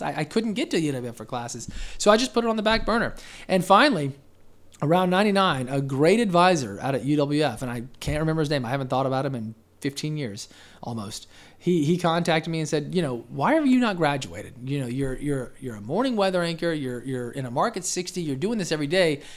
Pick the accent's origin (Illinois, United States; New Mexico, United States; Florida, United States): Florida, United States; Pensacola; also born or lived in Denver, Colorado / Westminster, Colorado; I was four, and I've been here ever since. So, no, I wasn't born here, but, you know, I went to preschool, elementary, middle, high, college from U W F, uh, and, and P S E, as a matter of fact. So, yeah, I'm, I'm essentially from here